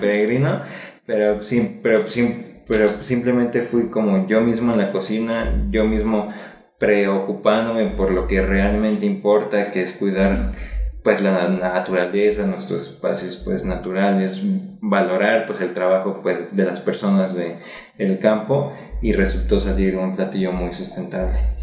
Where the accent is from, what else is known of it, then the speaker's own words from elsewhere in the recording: Mexico City, Mexico; yo soy de aquí, de la ciudad pues, de México, y cuando era niño yo crecí en Xochimilco